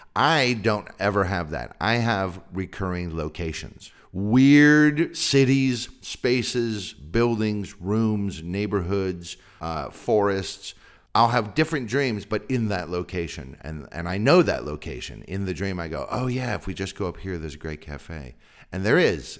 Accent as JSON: {"language": "English", "area": "Sonoma County", "region": "Northern California", "country": "United States", "tie": "born or raised there", "said": "I grew up in Sonoma County in Northern California"}